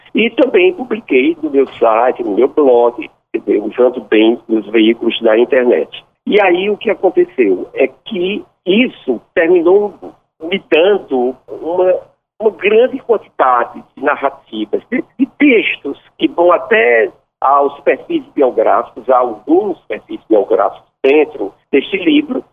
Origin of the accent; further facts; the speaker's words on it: Ceará, Brazil; also born or lived in Juazeiro do Norte; now in Recife, Brazil; minha terra, minha terra, o Ceará.